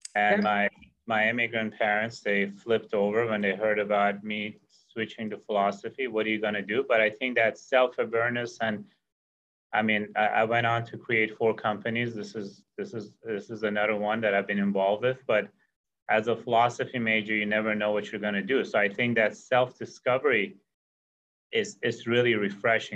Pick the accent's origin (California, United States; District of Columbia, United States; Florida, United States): California, United States; Santa Cruz; where I grew up in Santa Cruz